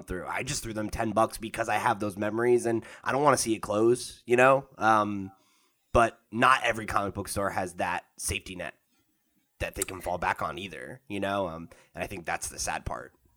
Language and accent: English; New Jersey, United States; I grew up in New Jersey